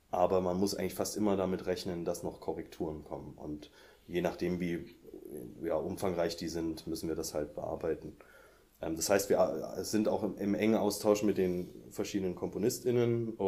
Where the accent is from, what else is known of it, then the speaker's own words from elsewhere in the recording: Saxony, Germany; now in Leipzig, Germany; Ähm, ich komme aus der Nähe von Dresden.